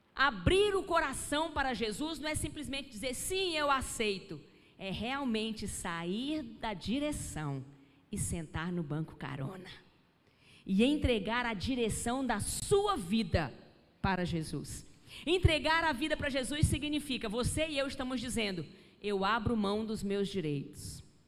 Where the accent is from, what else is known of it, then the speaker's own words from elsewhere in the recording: Rio de Janeiro, Brazil; eu nasci no hospital evangélico, no Rio de Janeiro